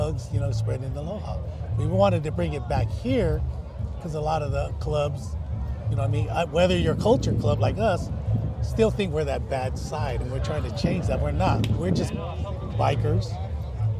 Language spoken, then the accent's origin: English; Hawaii, United States; also born or lived in US mainland; now in California, United States; I was raised in Hawaii, half on the mainland, half on in Hawaii